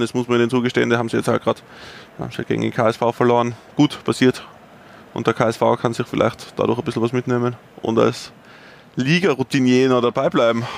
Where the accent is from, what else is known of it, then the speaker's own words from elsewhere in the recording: Tyrol, Austria; als Tiroler fühle ich mich